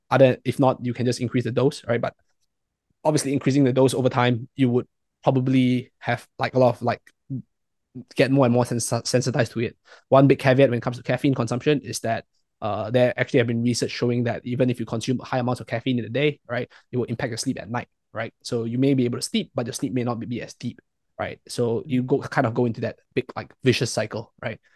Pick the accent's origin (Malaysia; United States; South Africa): Malaysia; I'm from Malaysia.